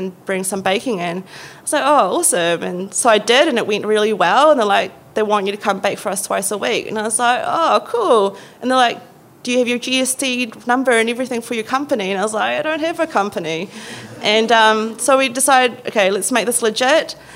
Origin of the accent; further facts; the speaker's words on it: Philippines; now in Wellington, New Zealand; I'm Filipino.